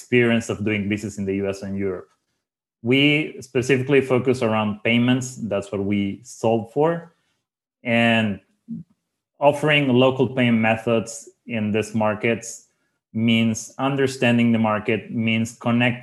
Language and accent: English; Uruguay; I'm originally from Uruguay. And when I say that I'm from Uruguay